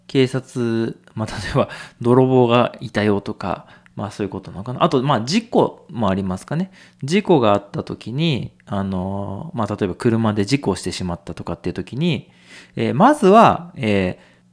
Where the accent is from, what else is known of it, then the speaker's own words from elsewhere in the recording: Nagano, Japan; 長野県で生まれて育って